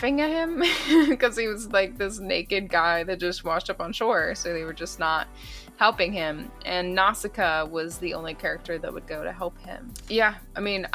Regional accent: United States; I'm an American

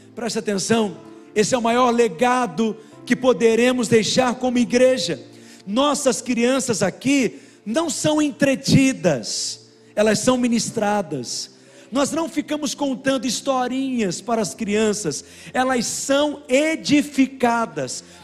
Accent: Minas Gerais, Brazil; Nós somos mineiro, comedor de angu mesmo

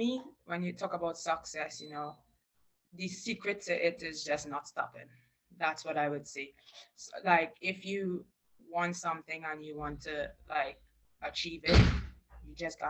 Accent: Barataria, San Juan–Laventille, Trinidad & Tobago; I grew up in Barataria

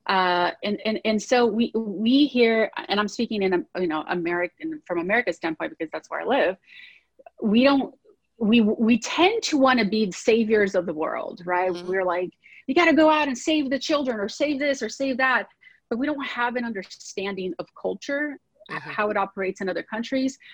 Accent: Brazil; now in United States; I grew up in Brazil, um, Latin country.

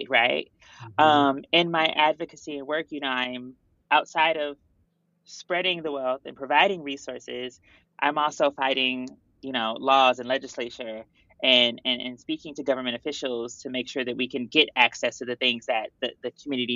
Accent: St. Louis, Missouri, United States; moved away as an adult; also born or lived in Houma, Louisiana; now in New York, United States; I'm actually originally from St. Louis, Missouri

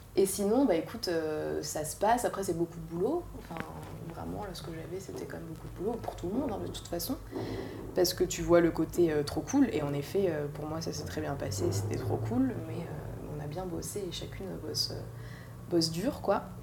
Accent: Paris, Île-de-France, France; je suis née à Paris, j'ai grandi à Paris, dans, le, enfin, dans 11e

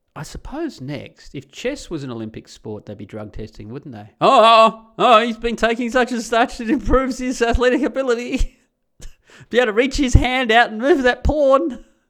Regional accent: Australia; moved away as an adult; now in Netherlands; I can never be a Dutchie, of course, I am an Australian

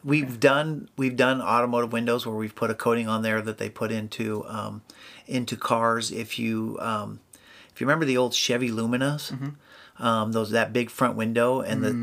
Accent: Albany, Oregon, United States; moved away as an adult; also born or lived in Washington; now in Salem, United States; I was actually born and raised in Albany

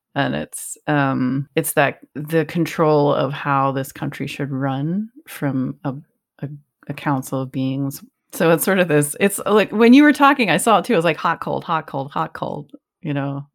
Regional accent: Northeast, United States; growing up in the Northeast

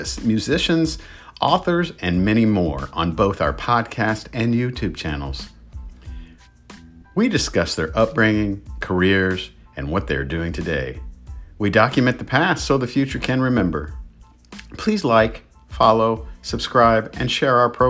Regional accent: Indianapolis, Indiana, United States; I was born and raised in Indianapolis

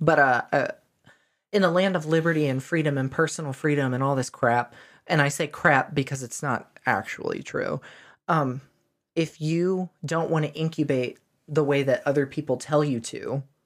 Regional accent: the South, United States; I grew up in the South, did grade school in the South

